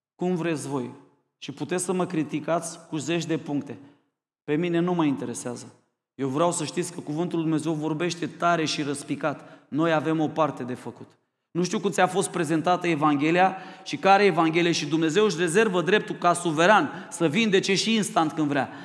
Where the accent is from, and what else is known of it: Romania